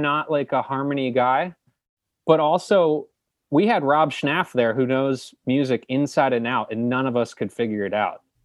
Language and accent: English; New Jersey, United States; they put me up for the governor's school in New Jersey